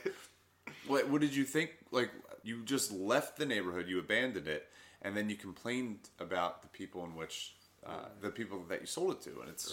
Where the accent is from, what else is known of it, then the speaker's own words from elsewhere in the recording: Philadelphia, Pennsylvania, United States; I grew up in Southwest Philly.